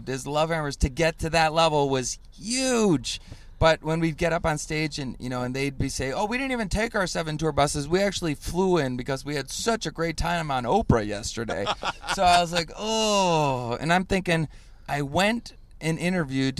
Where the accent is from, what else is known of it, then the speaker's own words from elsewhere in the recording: Chicago, Illinois, United States; I'm a Chicagoan